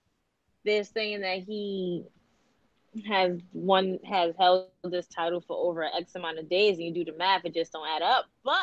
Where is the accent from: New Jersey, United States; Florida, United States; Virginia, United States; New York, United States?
New York, United States; New York City; It was in my hometown of Brooklyn. Like, you can't do that to us Brooklynites.